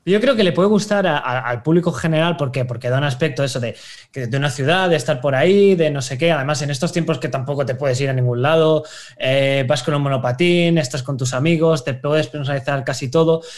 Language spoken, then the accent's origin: Spanish; Valencia, Valencian Community, Spain; yo soy de Valencia